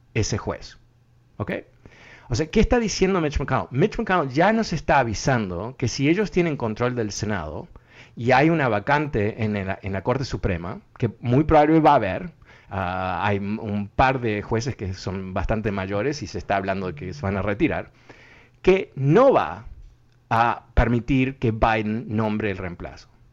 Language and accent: Spanish; Uruguay; now in United States; yo soy de Uruguay